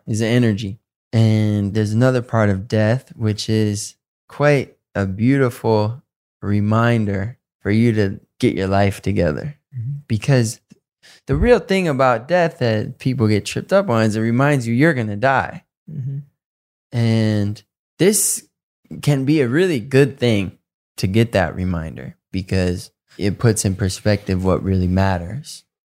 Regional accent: Detroit, Michigan, United States; also born or lived in Southfield; I have a lot of friends I grew up with in Detroit and Southfield

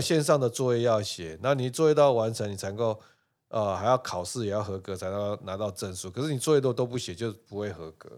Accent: Taipei, Taiwan; 那我从小在教授宿舍长大

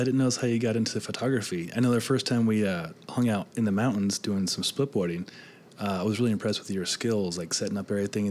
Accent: Nebraska, United States; I grew up in Nebraska, and I did 4-H

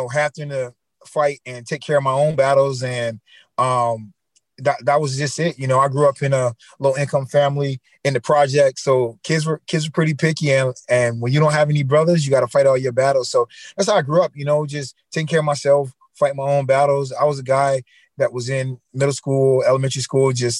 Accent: Wilmington, North Carolina, United States; I grew up in Wilmington, North Carolina.

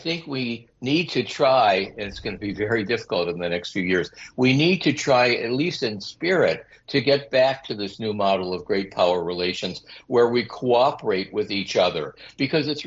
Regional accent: Detroit, Michigan, United States; now in China; I'm from Detroit.

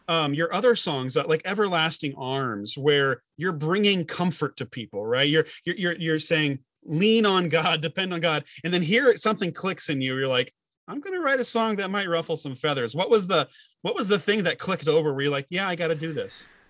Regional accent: Illinois, United States; I'm from Illinois

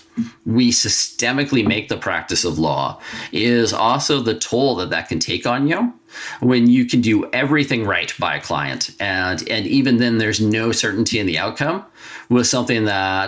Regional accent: United States; moved away as an adult; now in Canada; my home country, the United States

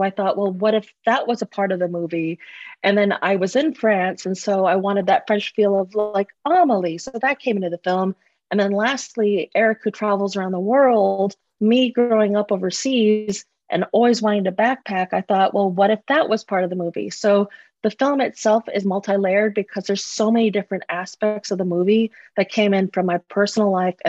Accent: Russia; also born or lived in Malaysia; I grew up in Russia and Malaysia, so that wasn't too much of a stretch.

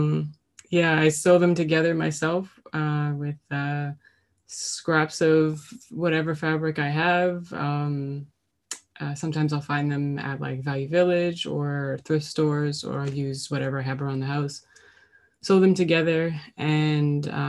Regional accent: Halifax, Nova Scotia, Canada; also born or lived in North Preston; I grew up in Halifax, but my mother's side of the family is from North Preston

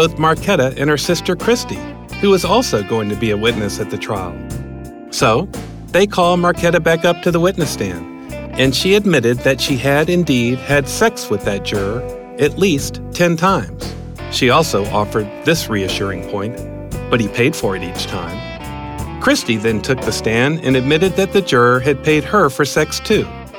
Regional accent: Atlanta, Georgia, United States; Hey, I grew up in Atlanta.

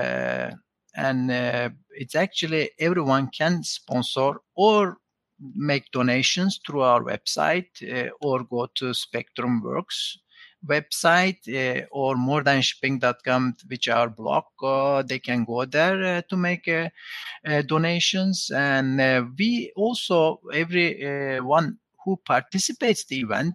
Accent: Turkey; moved away; I'm originally from Turkey

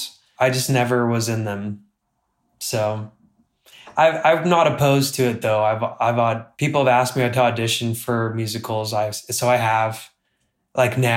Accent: Utah, United States; also born or lived in Miami, Florida; I grew up in Utah

